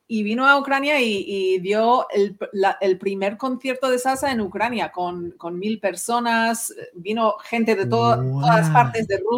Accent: Ottawa, Ontario, Canada; Spanish is a second language; also born or lived in Spain; empecé a escuchar salsa desde los 12 años en Ottawa, que es, em, ah, yo soy

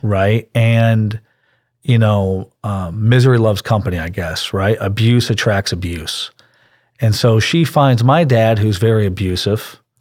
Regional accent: Pittsburgh, Pennsylvania, United States; now in Houston, United States; I grew up in Pittsburgh, Pennsylvania

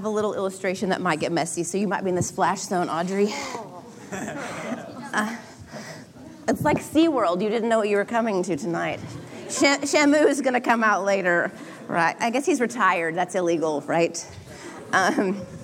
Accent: Oklahoma, United States; now in Southern California, United States; I grew up in Oklahoma

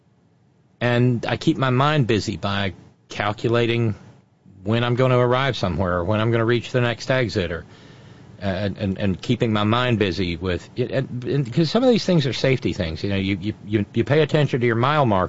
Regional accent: Alabama, United States; now in Connecticut, United States; where I grew up in Alabama.

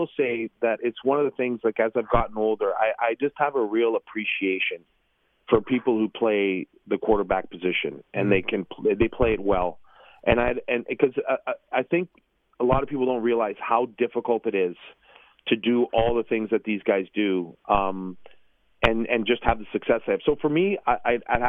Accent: Toronto, Ontario, Canada; I was born and raised in Toronto

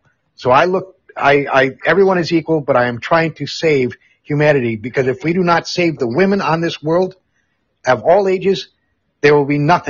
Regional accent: Amsterdam, North Holland, Netherlands; I'm on in the Netherlands, where I grew up in Amsterdam. When I went through high school from 69 to 73

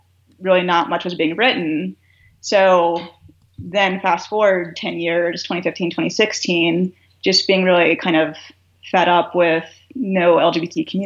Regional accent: Virginia, United States; now in Colorado, United States; growing up in Virginia

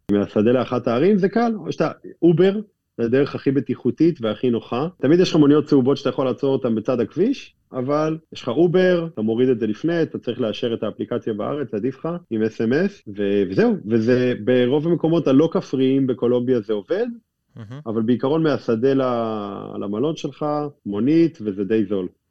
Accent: Israel; אנחנו מגיעים מישראל

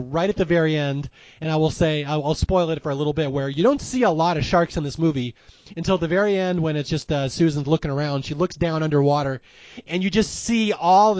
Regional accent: Seattle, Washington, United States; I'm from Seattle

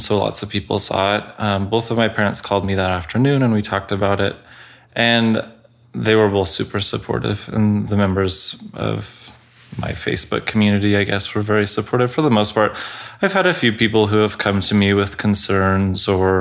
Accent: Colorado, United States; I grew up in Colorado

